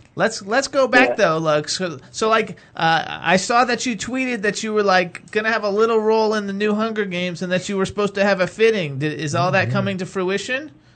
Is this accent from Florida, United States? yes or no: yes; Florida, United States; now in Pennsylvania, United States; I'm from Florida